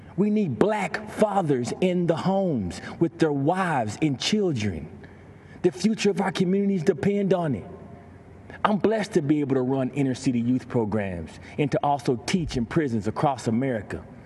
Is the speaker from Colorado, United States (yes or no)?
no; Texas, United States; I grew up in Grayvon, Texas